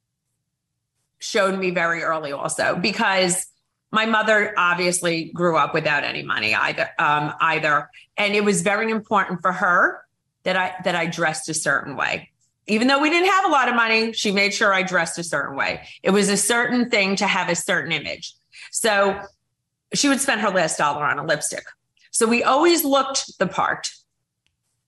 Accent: Mahopac, New York, United States; I grew up in Mayapack, New York, which was a lovely town

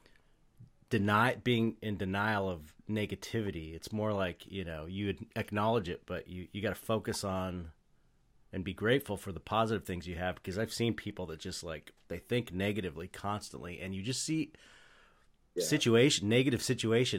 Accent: Los Angeles, California, United States; I grew up in San Pedro, and it's like a work blue collar working class port town

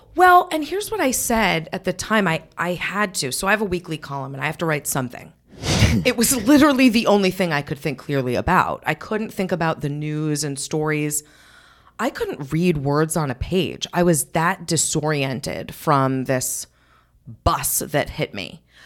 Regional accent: New England, United States; now in Darien, United States; I grew up in New England

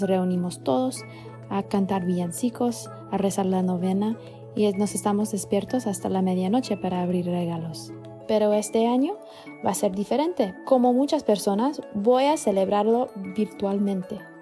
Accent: Florida, United States; now in Boston, United States; Mi familia originalmente es de Colombia, yo crecí en la Florida

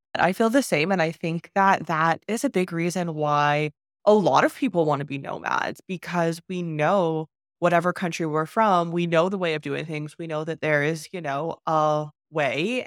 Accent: Canada; moved away as an adult; also born or lived in China / Turkey; I moved from Canada to China

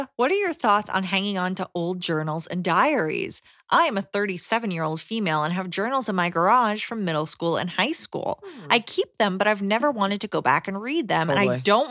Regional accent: Canada; I wanted to take it slow, hence why I did it during one of the many lockdowns in my country. I'm Canadian.

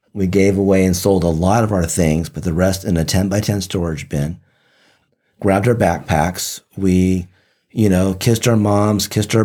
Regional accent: Japan; born there; first language Japanese; English is a second language; I was born in Japan, and I learned Japanese and spoke it fluently before I ever learned English.

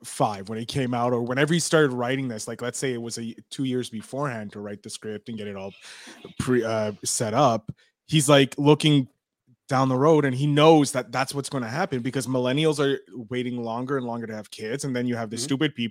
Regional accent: Canada; As a Canadian

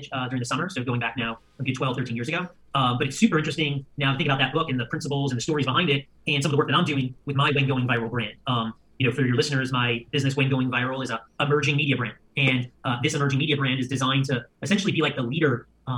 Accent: New York, United States; as a New Yorker, I'm a very hard worker

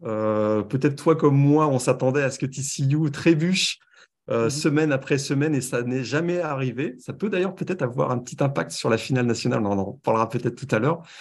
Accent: France; accent: French; moved away as an adult; also born or lived in Paris; now in Montreal, Canada; à mon accent, vous reconnaissez que je viens de France

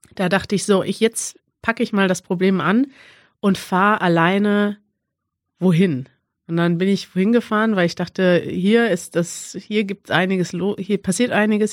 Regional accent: Albania; German is a second language; moved away as an adult; now in Germany; Ich komme aus Albanien, lebe aber seit einem Jahr in Deutschland

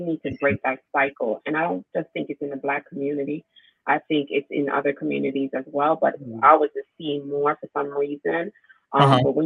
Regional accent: Jamaica; moved away; I was raised in Jamaica with my grandmother and my four uncles

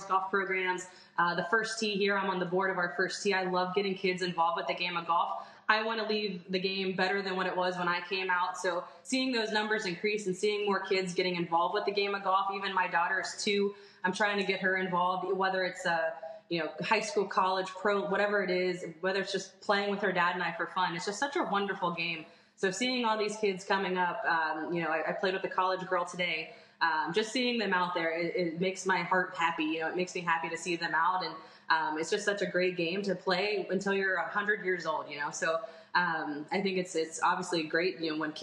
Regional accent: United States; being an American player

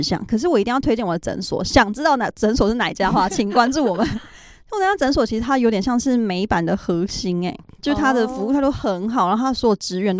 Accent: Taiwan; now in United States; 因为他好像知道我是台湾人

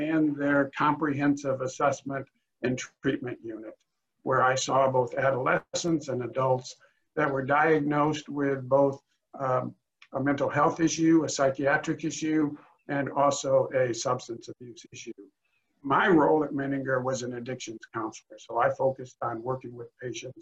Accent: Rockford, Illinois, United States; also born or lived in Macomb, Illinois / Springfield, Illinois; I was born and raised in Illinois. I was born in Rockford, Illinois, which is about 90 miles northwest of Chicago. Went to high school there

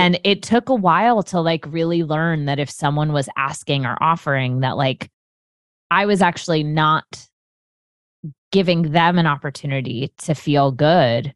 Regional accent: California, United States; moved away; I'm originally from California

